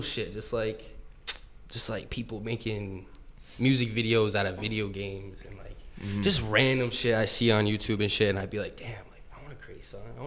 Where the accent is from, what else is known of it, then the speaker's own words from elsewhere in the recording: Burrillville, Rhode Island, United States; also born or lived in Providence; We're from Rhode Island, all my boys here. We're from Burrville.